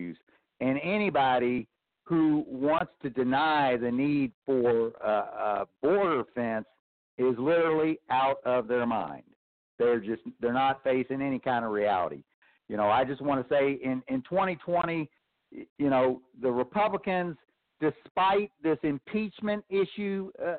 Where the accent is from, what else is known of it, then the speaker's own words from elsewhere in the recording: Kentucky, United States; now in Texas, United States; I grew up in Kentucky. I spent my whole adolescent life there